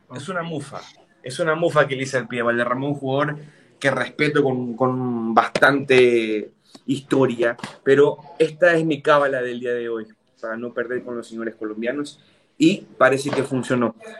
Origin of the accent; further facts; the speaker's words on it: Ecuador; yo como ecuatoriano